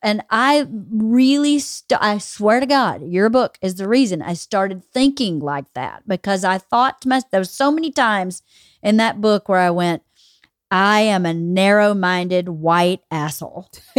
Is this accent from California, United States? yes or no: yes; California, United States; So I grew up in Southern California.